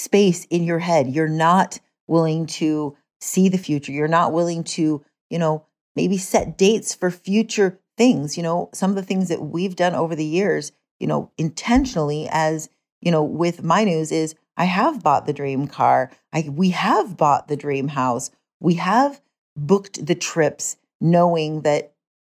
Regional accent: United States; moved away; my hometown area, you know, Jackson Hole, West Yellowstone, Idaho area

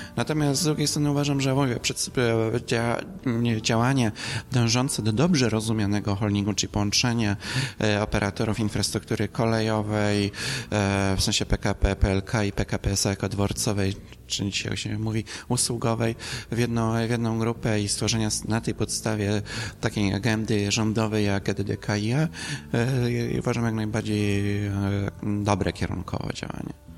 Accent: Śrem, Greater Poland, Poland; z mojego rodzinnych okolic, to jest linia Śremska do odlewni

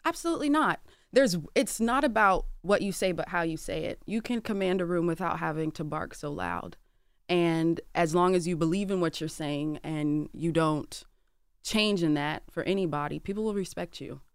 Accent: Atlanta, Georgia, United States; I'm from Atlanta

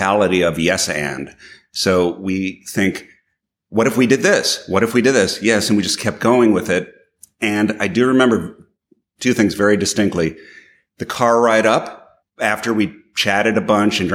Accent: New York, United States; I'm from New York

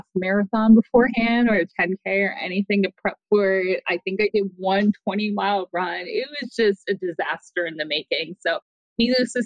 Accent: United States; also born or lived in Boston, United States; I grew up right outside of New York City

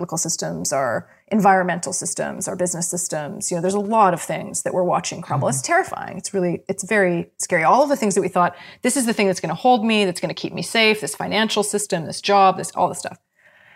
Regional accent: Canada; I'm a Canadian, true and true

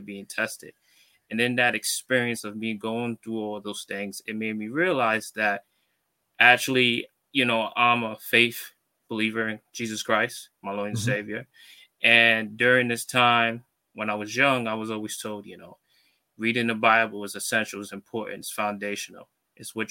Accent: New York City, New York, United States; I'm from Brooklyn, New York

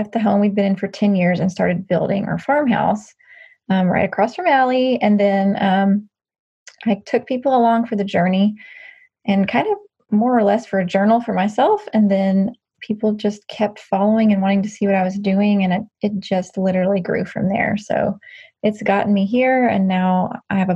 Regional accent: Nashville, Tennessee, United States; I was born and raised in Nashville

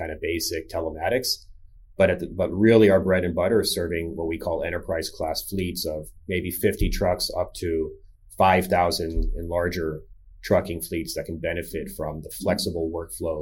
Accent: Palo Alto, California, United States; moved away as an adult; also born or lived in Boston; now in Pittsburgh, United States; I grew up in California in the Bay Area, Palo Alto

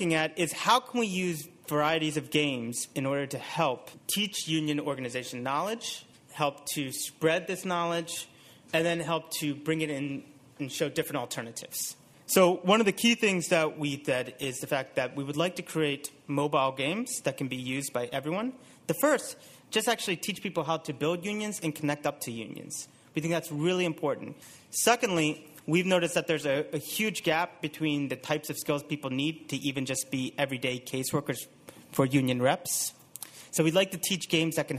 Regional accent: United States; moved away; you can probably tell by my accent that I'm from the U.S.

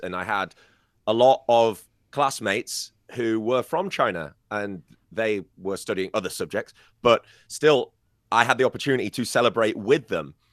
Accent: Scarborough, Yorkshire and the Humber, United Kingdom; moved away; in my hometown of Scarborough

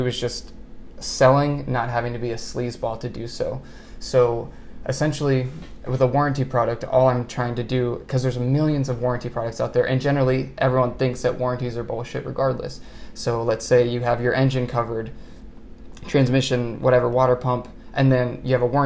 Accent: Montgomery County, Maryland, United States; I grew up in Montgomery County, Maryland

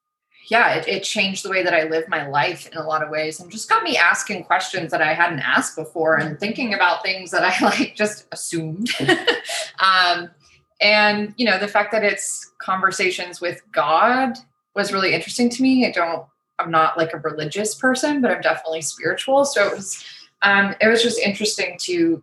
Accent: suburb outside Toronto, Ontario, Canada; I technically live in Toronto, mm-hmm. Ontario, Canada. Grew up in a suburb outside of the city. Spent my whole life there.

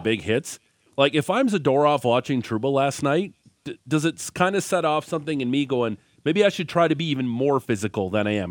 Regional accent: Niagara region, Ontario, Canada; you are from the Niagara region, much like myself

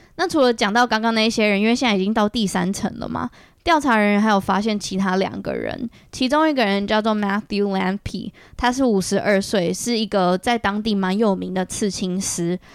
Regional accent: Taiwan; 我小时候在台湾长大的时候

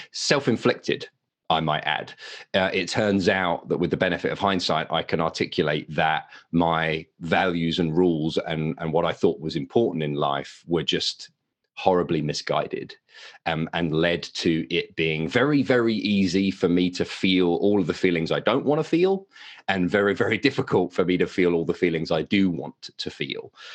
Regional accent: United Kingdom; accent: English; moved away as an adult; now in Westfield, United States; Don't be fooled by the accent. I am a Brit, uh, but I live in America.

